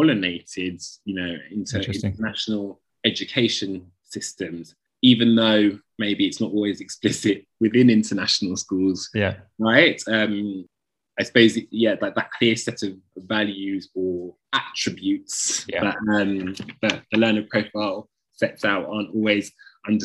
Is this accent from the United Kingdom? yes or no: yes; United Kingdom; we're both British